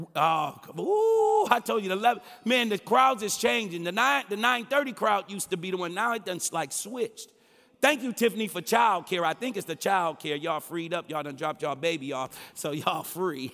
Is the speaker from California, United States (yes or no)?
no; Detroit, Michigan, United States; I'm from Hockeytown, U S